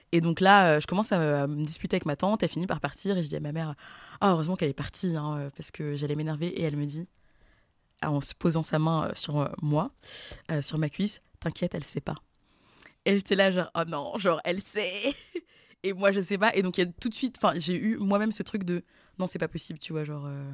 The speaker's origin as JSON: {"language": "French", "town": "Versailles", "region": "Île-de-France", "country": "France", "tie": "born or raised there", "said": "j'ai grandi à Versailles"}